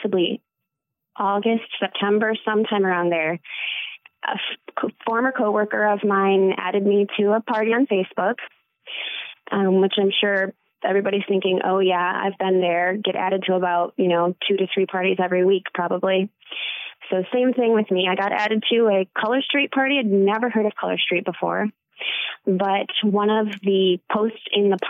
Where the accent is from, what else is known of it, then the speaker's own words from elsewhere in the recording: Battle Creek, Michigan, United States; now in Kalamazoo, United States; I grew up in Battle Creek